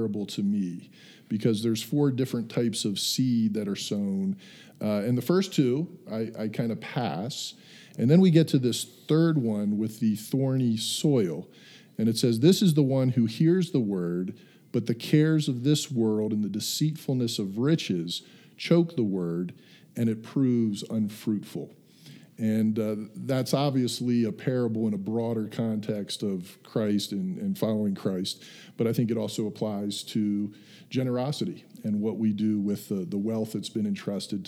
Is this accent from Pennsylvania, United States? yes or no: yes; York, Pennsylvania, United States; I grew up in Pennsylvania, York